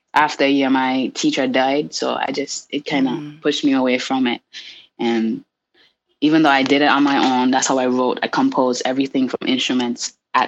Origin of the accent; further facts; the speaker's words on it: St. Kitts & Nevis; I'm from the Caribbean, first off, an island in the Caribbean called St. Kitts.